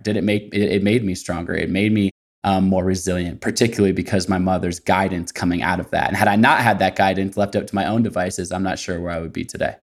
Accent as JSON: {"language": "English", "town": "Portland", "region": "Oregon", "country": "United States", "said": "I'm from Portland, Oregon"}